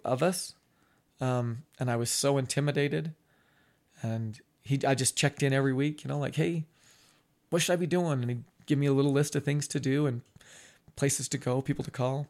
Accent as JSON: {"language": "English", "town": "Ogden", "region": "Utah", "country": "United States", "tie": "born or raised there", "said": "I grew up on Swan Street, which is in between twenty-second and twenty-third"}